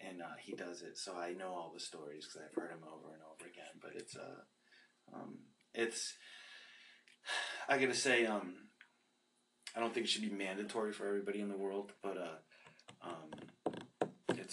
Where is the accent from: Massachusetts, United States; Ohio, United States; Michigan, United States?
Massachusetts, United States; Boston; moved away; I'm not from Brooklyn, I'm from Boston.